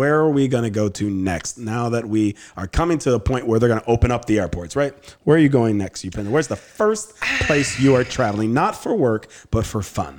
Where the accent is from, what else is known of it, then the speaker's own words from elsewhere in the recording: Andalusia, Spain; English is a second language; I'm from Andalusia, which is a southern region of Spain, and we have been sharing recipes and we have been talking about the different culture